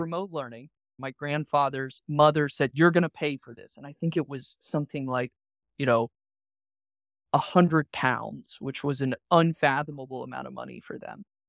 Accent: Savannah, Georgia, United States; Growing up in Savannah, it's a small town

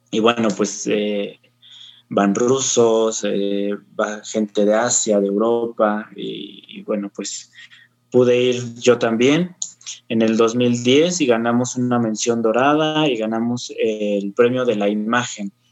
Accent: Mexico; pues soy mexicano

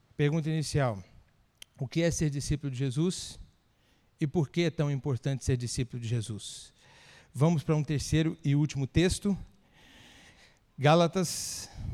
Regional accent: Ibitirama, Espírito Santo, Brazil; moved away as an adult; also born or lived in Campinas / Santa Bárbara d'Oeste; Eu sou capixaba de nascimento, nasci numa cidade muito importante lá do estado do Espírito Santo

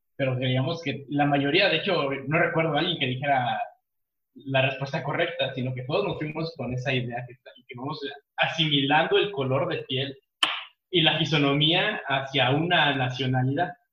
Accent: Mexico

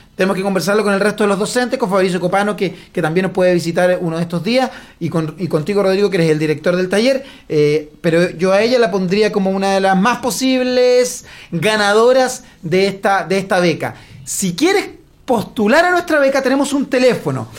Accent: Lota, Biobío, Chile; Yo soy de Lota, viví toda mi vida en Lota, mis padres son de Lota

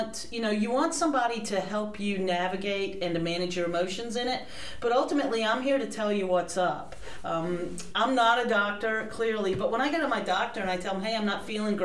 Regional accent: High Point, North Carolina, United States; also born or lived in New York / New Jersey / Rhode Island; now in Wilmington, United States; I am originally from High Point, North Carolina

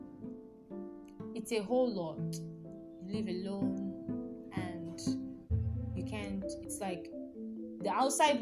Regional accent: Nigeria; I'm from Nigeria

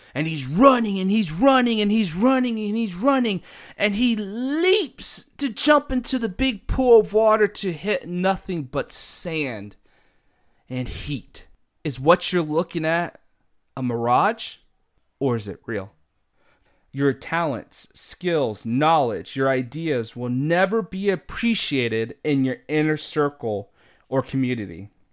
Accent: United States

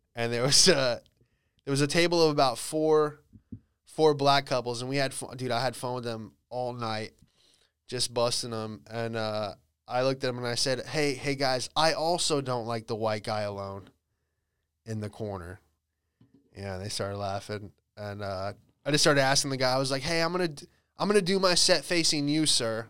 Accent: Bradenton, Florida, United States; moved away; I was back in, uh, Bradenton. Florida, that's where I grew up.

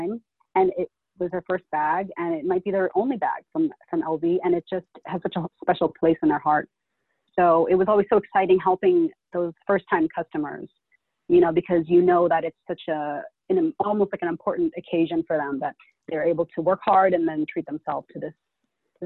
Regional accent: United States; I was born and raised in America, but I'm Filipino. My parents are from the Philippines

